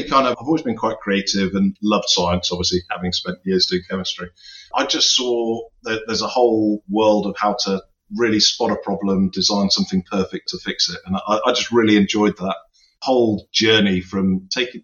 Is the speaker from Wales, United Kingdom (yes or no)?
no; Somerset, South West England, United Kingdom; now in Buckinghamshire, United Kingdom; I'm actually from the West Country originally. So the farming area of Britain. So I'm from the Somerset is where I grew up